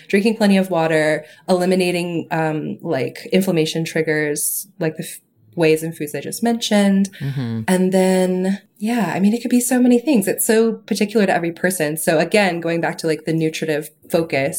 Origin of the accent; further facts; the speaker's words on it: Chattanooga, Tennessee, United States; I'm from Chattanooga